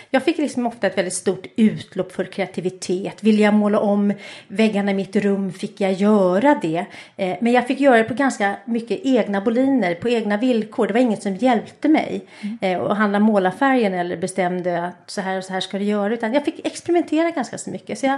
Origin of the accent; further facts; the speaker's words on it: Stockholm, Stockholm County, Sweden; jag kommer från Stockholm och jag är, eh, har två syskon, en äldre bror och en yngre bror.